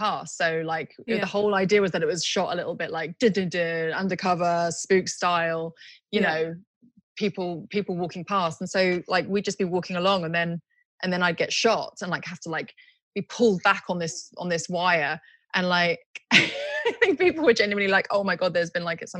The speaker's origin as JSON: {"language": "English", "region": "Tokyo", "country": "Japan", "tie": "born or raised there", "also_born_or_lived": "United Kingdom", "moved": "yes", "said": "But I was born in Tokyo, but I had to give up my Japanese passport when I was 18."}